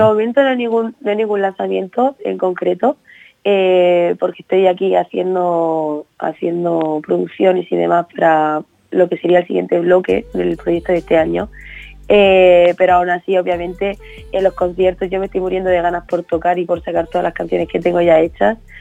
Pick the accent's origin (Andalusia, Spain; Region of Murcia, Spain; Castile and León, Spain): Region of Murcia, Spain; now in Madrid, Spain; reconociendo mi tierra